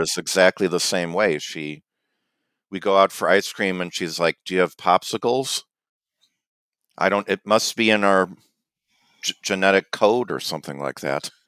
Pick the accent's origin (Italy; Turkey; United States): United States; Illinois; I'm from Illinois